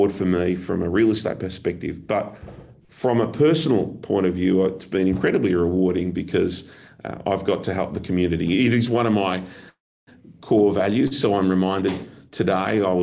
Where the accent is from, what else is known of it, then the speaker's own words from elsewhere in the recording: Melbourne, Victoria, Australia; From Melbourne